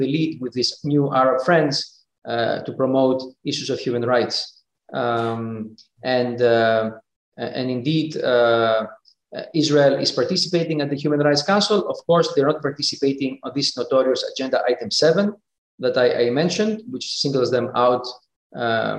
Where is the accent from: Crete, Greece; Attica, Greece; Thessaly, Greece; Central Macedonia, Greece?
Central Macedonia, Greece; Thessaloniki; moved away as an adult; also born or lived in United States; now in Geneva, Switzerland; I grew up in Greece. I've studied in the States. I work in Switzerland.